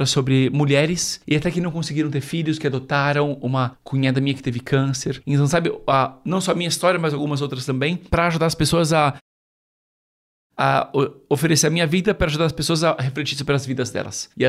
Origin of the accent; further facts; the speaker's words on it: São Paulo, Brazil; moved away as an adult; now in Rome, Italy; Eu nasci e cresci em São Paulo, capital, e nos últimos 13 anos eu e minha esposa somos missionários em Roma, na Itália.